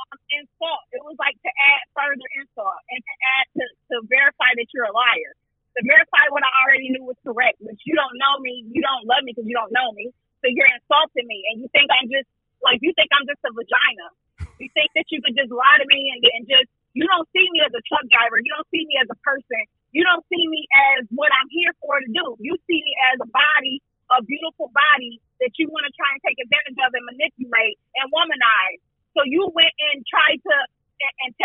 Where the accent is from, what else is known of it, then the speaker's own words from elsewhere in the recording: Buffalo, New York, United States; We were in my hometown, right?